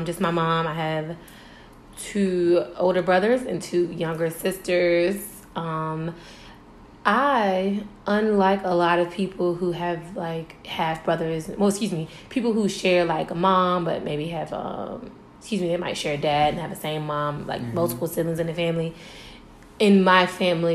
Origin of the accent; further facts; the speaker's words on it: Tidewater, Virginia, United States; Growing up in Tidewater, it's a military area